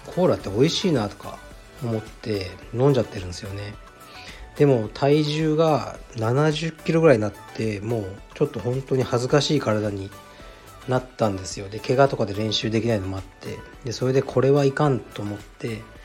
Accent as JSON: {"language": "Japanese", "region": "Kyushu", "country": "Japan", "tie": "born or raised there", "said": "出身は九州で同じ"}